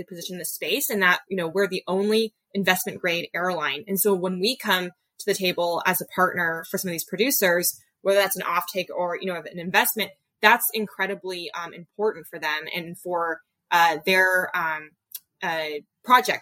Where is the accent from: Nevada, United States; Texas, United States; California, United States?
California, United States; Bay Area; I really love the Bay Area. It's where I grew up